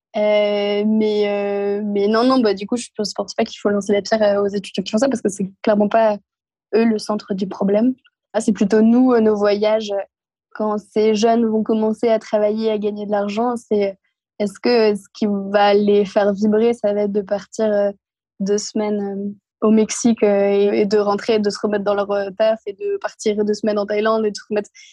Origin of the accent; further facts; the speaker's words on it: Normandy, France; je suis originaire de, bah, de Normandie